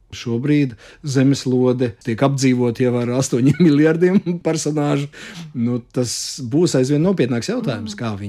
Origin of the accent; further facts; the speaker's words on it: Latvia; Uh, ka es esmu latvietis, ka es esmu labi pieņems, aktieris mm. un vēl un vēl un vēl.